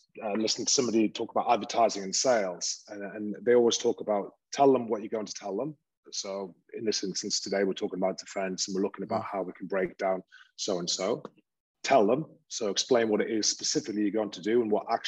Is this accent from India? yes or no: no; Newcastle upon Tyne, North East England, United Kingdom; accent: Geordie; now in Italy; where I was brought up in Newcastle